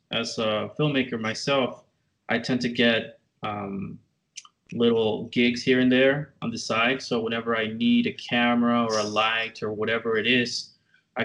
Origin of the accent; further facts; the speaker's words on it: McAllen, Texas, United States; also born or lived in Tyler, Texas; I grew up in McAllen, Texas, or like the RGV, as they call it, Rio Grande Valley.